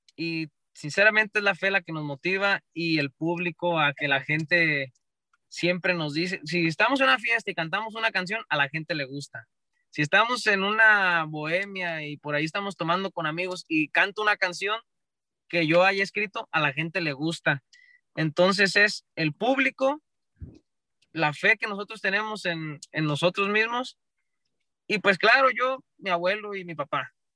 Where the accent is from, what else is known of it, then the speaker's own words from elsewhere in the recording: Michoacán, Mexico; somos michoacanos y del cerro